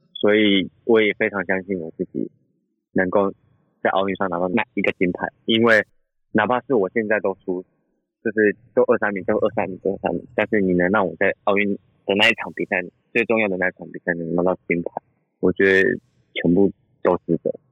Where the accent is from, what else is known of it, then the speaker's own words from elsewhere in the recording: Taichung, Taiwan; also born or lived in Pingtung; 我们从小其实都是在台中长大